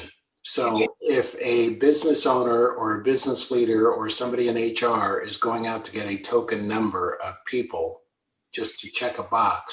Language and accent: English; United States; now in Canada; I'm an American by birth and a Canadian by choice